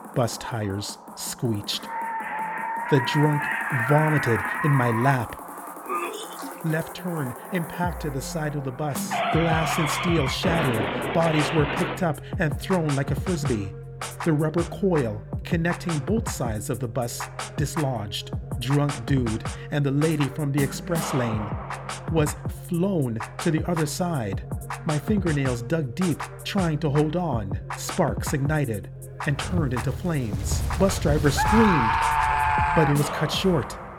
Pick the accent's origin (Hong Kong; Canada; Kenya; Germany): Canada; I'm too Canadian